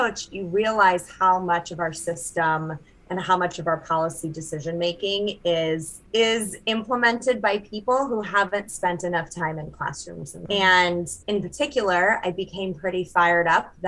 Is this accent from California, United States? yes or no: no; Durham, North Carolina, United States; moved away as an adult; also born or lived in Fort Worth, Texas / Chicago; born and raised in Durham, North Carolina, where I live now in my hometown